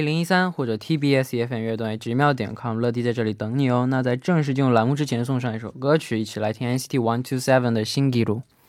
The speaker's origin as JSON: {"language": "Chinese", "region": "southern China", "country": "China", "tie": "born or raised there", "said": "像我这样从小在南方长大的孩子"}